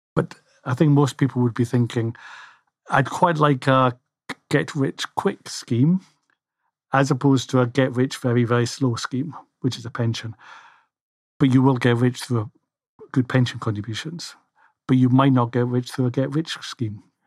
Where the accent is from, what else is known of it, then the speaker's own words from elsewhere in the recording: Scotland, United Kingdom; I'm Scottish